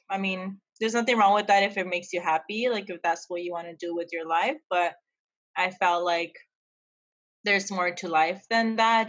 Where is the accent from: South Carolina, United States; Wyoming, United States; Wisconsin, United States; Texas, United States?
Texas, United States; El Paso; now in San Diego, United States; I'm from El Paso, Texas. I'm currently living here in San Diego, California